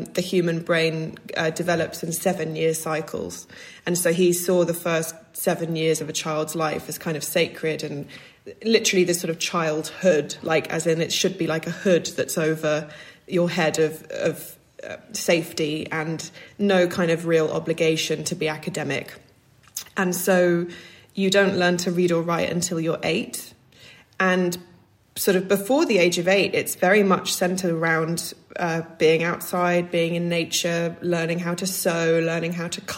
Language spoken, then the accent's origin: English; Scotland, United Kingdom; also born or lived in Glastonbury, Somerset, England; when I was 6, we moved up to Scotland